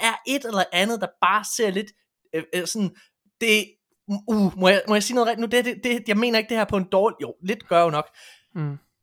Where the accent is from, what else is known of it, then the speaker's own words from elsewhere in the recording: West Jutland, Central Denmark Region, Denmark; jeg er en vestjyde